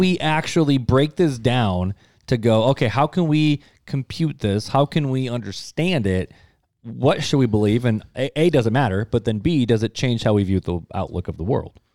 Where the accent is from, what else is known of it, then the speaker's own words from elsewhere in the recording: United States; us as American Christians